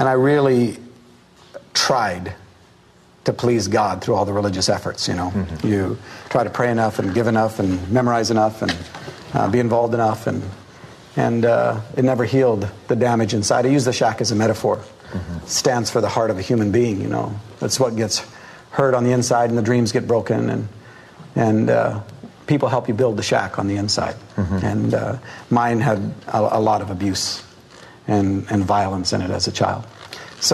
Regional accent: Canada; I'm a Canadian

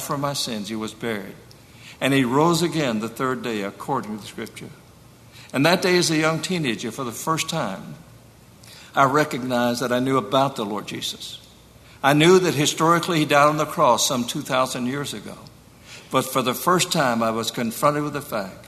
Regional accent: Sumter, South Carolina, United States; moved away as an adult; also born or lived in Ridgewood, New Jersey; my own life growing up in Sumter, South Carolina, as a boy of 14

